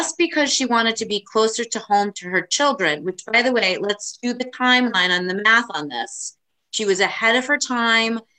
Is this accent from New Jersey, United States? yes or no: yes; Bergen County, New Jersey, United States; I'm not from Monmouth County, everyone knows here that I'm from Brigham County